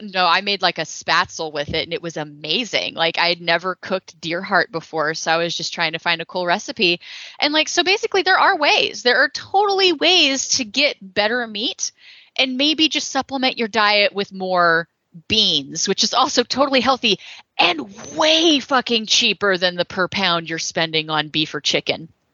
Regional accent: Texas, United States; I'm from Texas

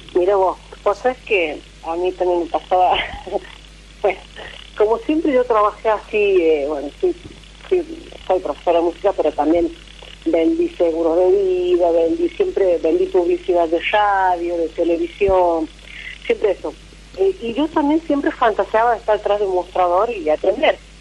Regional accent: La Rioja, Argentina; also born or lived in Córdoba; De La Rioja.

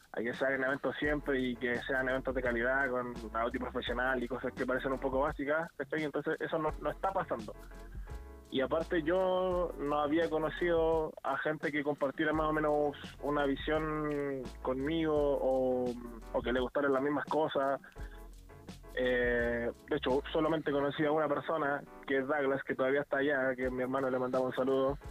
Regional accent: Concepción, Biobío, Chile; moved away as an adult; now in Santiago, Chile; yo en particular que soy de Conce, em, y tuve la suerte o, o, gracias a un montón de trabajo pude viajar a, Santiago a vivir

